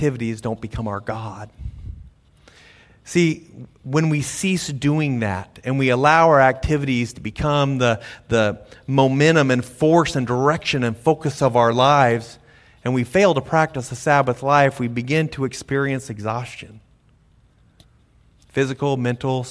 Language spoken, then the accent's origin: English; United States; we're American